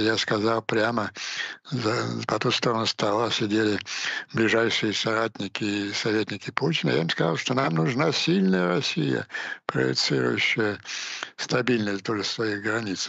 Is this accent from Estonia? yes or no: no; Ukraine; просто как украинец